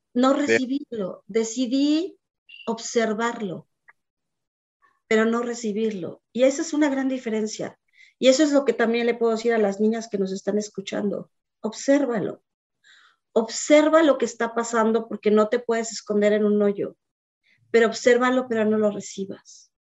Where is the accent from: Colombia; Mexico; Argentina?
Mexico; Mexico City; moved away as an adult; now in United States; Yo tuve una niñez muy feliz. Soy de la Ciudad de México, chilanga 100%, chilanguísima.